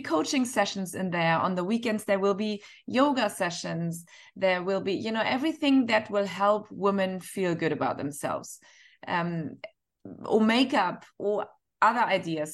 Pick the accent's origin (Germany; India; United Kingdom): Germany; Northern Germany; now in Dubai, United Arab Emirates; I'm from Northern Germany